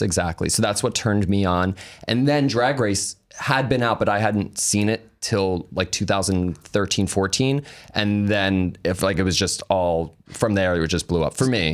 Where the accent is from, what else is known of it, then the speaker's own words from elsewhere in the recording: New York, United States; we're from New York. So I was always going into the city at a young age